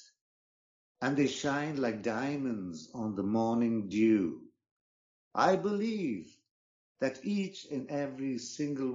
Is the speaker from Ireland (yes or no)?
no; Bangalore, Karnataka, India; moved away as an adult; also born or lived in England / Austria; now in United States; I was born in India in a town called Bangalore.